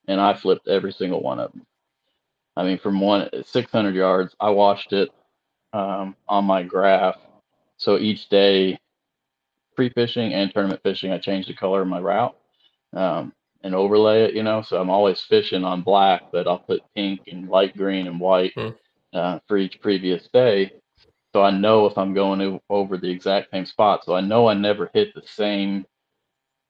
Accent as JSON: {"language": "English", "area": "Lake Okeechobee", "region": "Florida", "country": "United States", "tie": "born or raised there", "said": "I grew up on Okeechobee, on the south end at Slim's Fish Camp"}